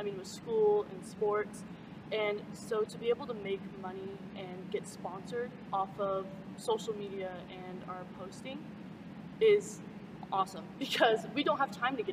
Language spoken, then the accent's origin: English; Pocatello, Idaho, United States; I transferred back to Century High School because I grew up in Pocatello.